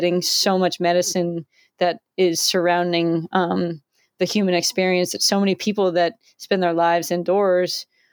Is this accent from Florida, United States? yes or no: yes; Florida, United States; I grew up in Florida